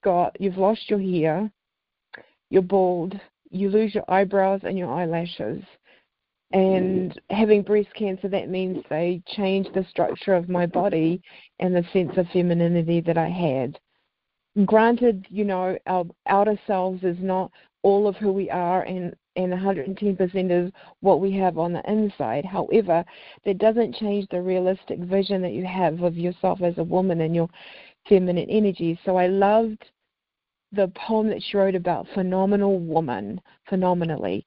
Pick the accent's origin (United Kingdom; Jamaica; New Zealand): New Zealand; now in Salt Lake City, United States; I'm originally from New Zealand